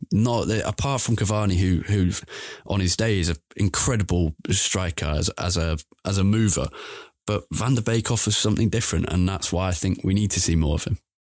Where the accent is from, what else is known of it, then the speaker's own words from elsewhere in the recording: England, United Kingdom; thinks as an Englishman